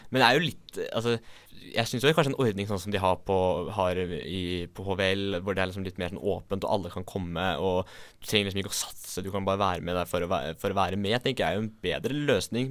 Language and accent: Norwegian; Asker, Akershus, Norway; moved away as an adult; now in Bergen, Norway; jeg er fra Asker